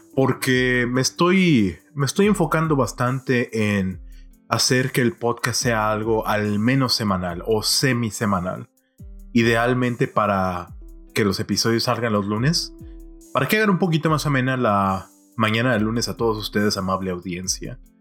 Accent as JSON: {"language": "Spanish", "town": "Monterrey", "region": "Nuevo León", "country": "Mexico", "tie": "born or raised there", "said": "creciendo en mi ciudad natal de Monterrey"}